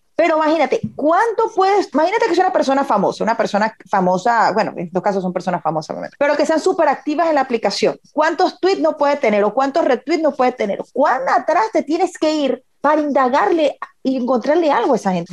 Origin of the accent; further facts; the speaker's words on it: Venezuela; moved away; nosotros como venezolanos, que seguimos noticias, que queremos ver qué es lo que sucede en nuestro país, porque hay personas queridas que viven todavía allá